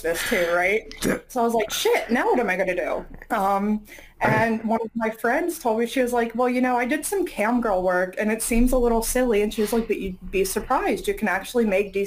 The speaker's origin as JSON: {"language": "English", "town": "Las Vegas", "region": "Nevada", "country": "United States", "tie": "born or raised there", "moved": "yes", "lives_now": "Philadelphia, United States", "said": "I'm actually from Las Vegas. So like shows and performances were a huge part of growing up"}